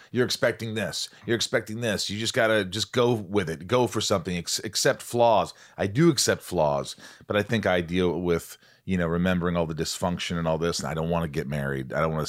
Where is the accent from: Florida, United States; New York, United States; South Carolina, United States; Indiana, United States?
Indiana, United States; I grew up in Indiana, so I knew yeah.